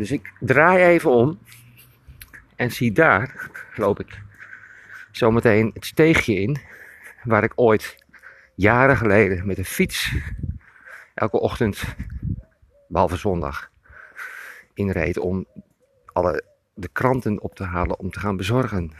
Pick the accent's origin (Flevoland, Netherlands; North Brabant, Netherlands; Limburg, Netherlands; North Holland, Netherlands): Flevoland, Netherlands; Emmeloord; ik loop in mijn geboorteplaats Emmeloord